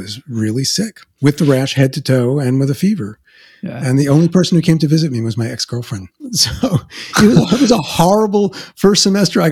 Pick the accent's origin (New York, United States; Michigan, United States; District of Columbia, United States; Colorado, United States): New York, United States; New York City; accent: Queens; moved away as an adult; I came with my Queens accent